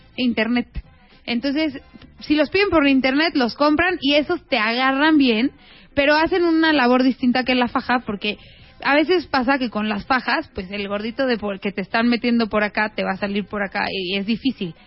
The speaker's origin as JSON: {"language": "Spanish", "country": "Mexico", "said": "somos mexicanas"}